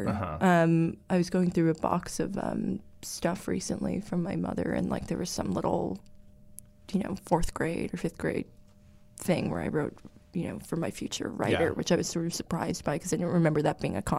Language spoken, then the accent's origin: English; Red Bank, New Jersey, United States; moved away; also born or lived in New York / Los Angeles; I was born in New York, mm-hmm. and I was raised in New Jersey, in Red Bank, which is like an hour and 15 minutes from Manhattan.